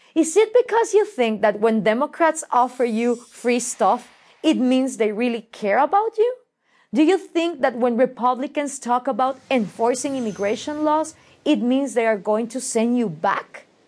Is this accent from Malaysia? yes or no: no; Guatemala; Guatemala and I work throughout Latin America